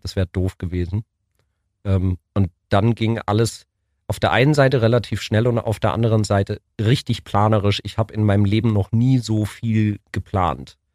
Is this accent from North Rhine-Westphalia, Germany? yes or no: no; Ulm, Baden-Württemberg, Germany; moved away; also born or lived in Munich / Berlin; Ich bin in Wieblingen aufgewachsen, bin aber in München geboren